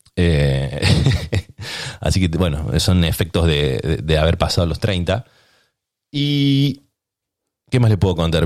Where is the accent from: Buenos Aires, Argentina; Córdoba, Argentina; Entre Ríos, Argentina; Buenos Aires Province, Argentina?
Córdoba, Argentina; moved away as an adult; now in San Diego, United States; nací en Córdoba